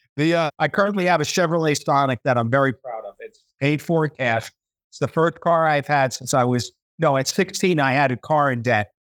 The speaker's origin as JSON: {"language": "English", "country": "United States", "moved": "yes", "said": "I'm an American"}